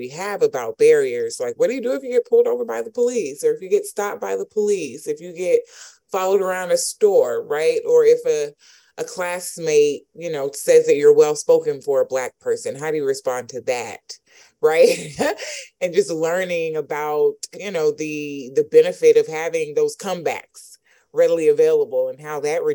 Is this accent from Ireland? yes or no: no; College Park, Georgia, United States; growing up in College Park, Georgia